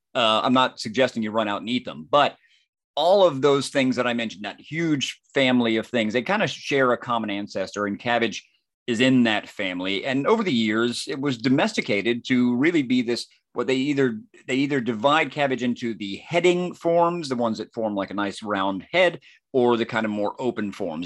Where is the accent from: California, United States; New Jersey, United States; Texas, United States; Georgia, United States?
Georgia, United States; near Cleveland; not far from my hometown